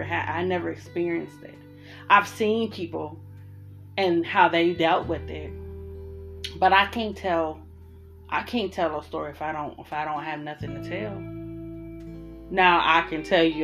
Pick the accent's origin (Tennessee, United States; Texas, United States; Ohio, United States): Ohio, United States; Columbus; moved away as an adult; now in Arizona, United States; I'm from Columbus, Ohio